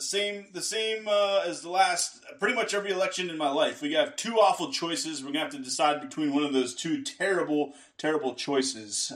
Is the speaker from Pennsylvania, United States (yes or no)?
yes; Pittsburgh, Pennsylvania, United States; moved away; I'm from Pittsburgh originally